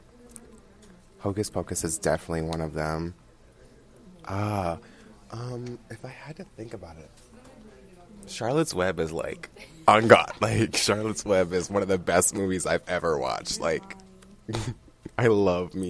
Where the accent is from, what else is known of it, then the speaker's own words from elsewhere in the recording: Mexico; moved away; also born or lived in Wyoming; I also lived in Mexico. I mean, I was born in Mexico